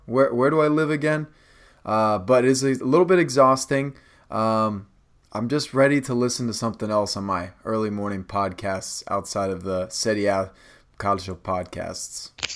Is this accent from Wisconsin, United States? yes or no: no; Rockville, Maryland, United States; also born or lived in Potomac, Maryland; I'm from Rockville, Potomac